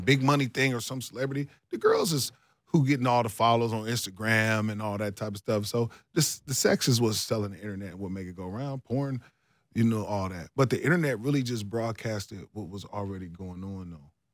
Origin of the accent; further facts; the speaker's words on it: Ohio, United States; moved away; also born or lived in Minneapolis; I'm from Ohio